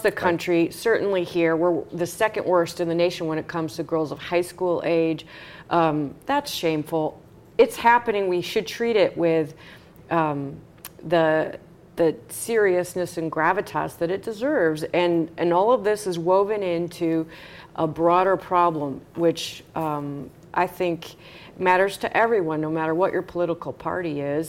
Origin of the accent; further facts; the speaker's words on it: Long Beach, Indiana, United States; had a home in Long Beach, Indiana, my hometown.